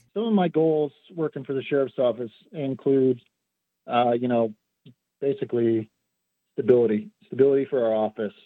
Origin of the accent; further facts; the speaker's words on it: Culver, Oregon, United States; I grew up here in Jefferson County. Um, I went to school in Culver. Uh, I've been here my entire life.